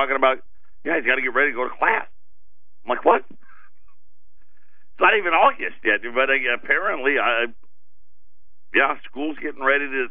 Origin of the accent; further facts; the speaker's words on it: Syracuse, New York, United States; I grew up in Syracuse.